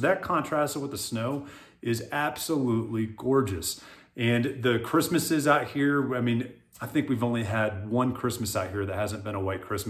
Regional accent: South Florida, United States; also born or lived in Hawaii; now in Colorado, United States; I'm originally from South Florida. That's where I grew up. So I'm a Florida boy. I'm used to heat. I love the heat. We lived in Hawaii at one point.

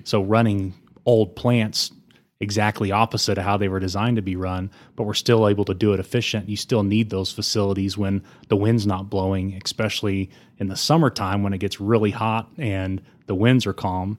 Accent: Amarillo, Texas, United States; also born or lived in Austin, Texas / Denver, Colorado; I was born and raised in Amarillo, went to Sleepy Hollow, went to Bonham

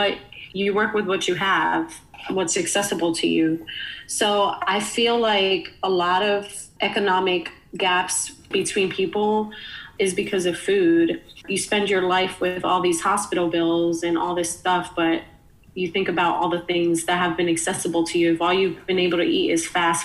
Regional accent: New York City, New York, United States; moved away as an adult; now in Philadelphia, United States; me growing up in the Bronx, I was lucky enough to have a mom who would cook a meal

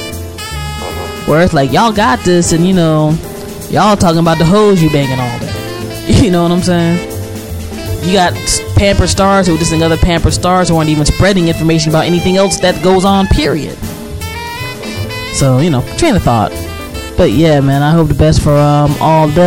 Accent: United States; I'm from the States

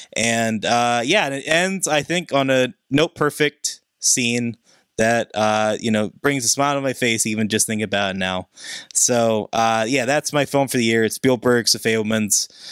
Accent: Pittsburgh, Pennsylvania, United States; my hometown of Pittsburgh

